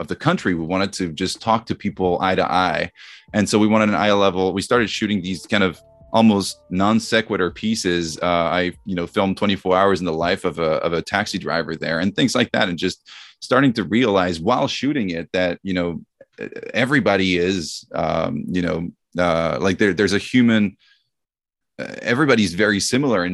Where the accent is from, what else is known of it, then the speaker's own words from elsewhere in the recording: Vierzon, Centre-Val de Loire, France; moved away as an adult; also born or lived in United States; I grew up in France in a small town called Vierzon